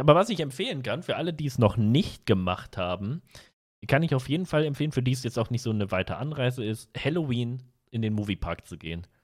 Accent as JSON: {"language": "German", "region": "North Rhine-Westphalia", "country": "Germany", "said": "ich komme aus NRW"}